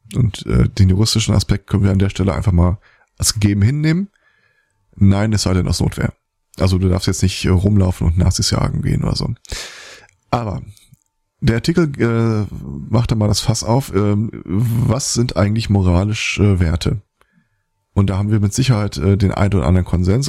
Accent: Germany; bei uns in Deutschland

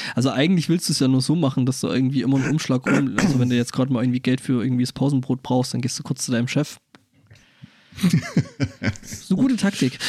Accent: Germany; als Europäer oder speziell auch als Deutscher

